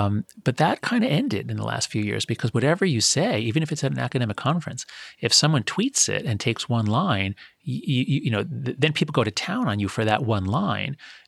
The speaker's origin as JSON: {"language": "English", "town": "Scarsdale", "region": "New York", "country": "United States", "tie": "born or raised there", "said": "When I was growing up, it was dangerous. I grew up in Scarsdale, a town north of the city."}